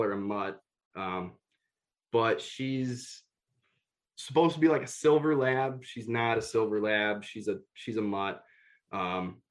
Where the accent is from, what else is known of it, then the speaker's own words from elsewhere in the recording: Guttenberg, Iowa, United States; I've actually moved back to my hometown, which is, I believe, the same hometown as Nick